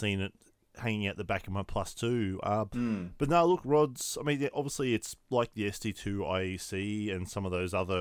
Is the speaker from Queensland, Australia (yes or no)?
yes; Brisbane, Queensland, Australia; moved away; growing up in Brisbane was a thing